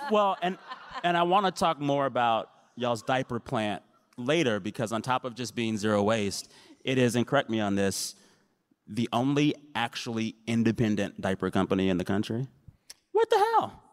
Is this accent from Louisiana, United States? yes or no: no; San Antonio, Texas, United States; I'm from San Antonio